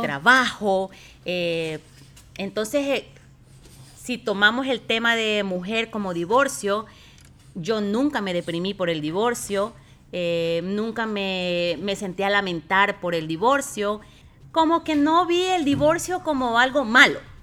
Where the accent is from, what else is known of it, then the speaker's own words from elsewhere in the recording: Ecuador; moved away as an adult; yo tenía en Ecuador un muy buen trabajo